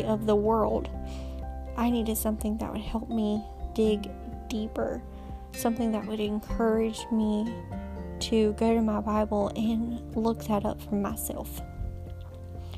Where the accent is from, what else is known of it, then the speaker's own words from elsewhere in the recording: Georgia, United States; moved away as an adult; now in North Carolina, United States; We are currently living in North Carolina, but I am from Georgia